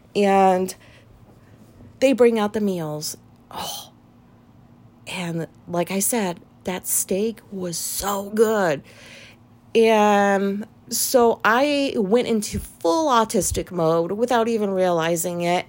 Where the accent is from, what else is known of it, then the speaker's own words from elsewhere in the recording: Japan; moved away; I was raised in Japan